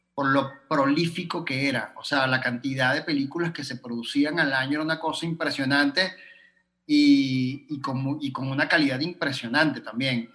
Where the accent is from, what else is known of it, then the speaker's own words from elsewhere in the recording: Venezuela; moved away; me fui de Venezuela, porque cuando estaba en Venezuela